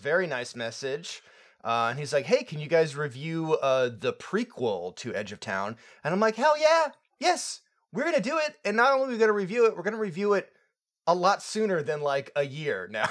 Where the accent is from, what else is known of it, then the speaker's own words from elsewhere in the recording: Florida, United States; moved away; I'm from Florida, um, originally. I'm not there anymore.